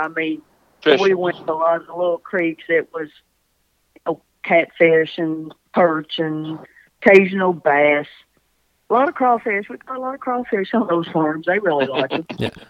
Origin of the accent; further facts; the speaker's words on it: Kentucky, United States; Different place, not up here close to the lake, probably 150 miles away from here, but still in Kentucky.